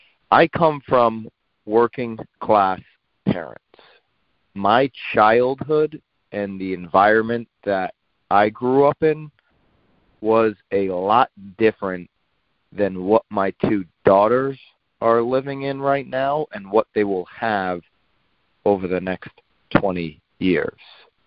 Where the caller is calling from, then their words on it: Naples, Florida, United States; I am calling in from Naples, Florida.